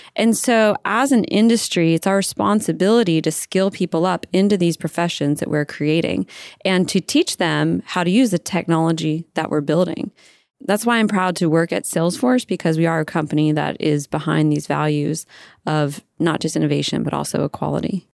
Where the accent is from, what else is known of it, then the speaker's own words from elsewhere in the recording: Virginia, United States; moved away as an adult; also born or lived in California; I was raised in Virginia.